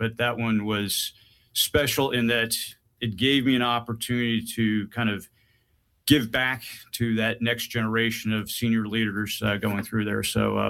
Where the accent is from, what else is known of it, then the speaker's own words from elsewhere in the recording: Kansas, United States; moved away as an adult; But my last 8 years I spent growing up in Kansas, so I've got a little bit of that Midwestern part, but haven't been back since I left at 18.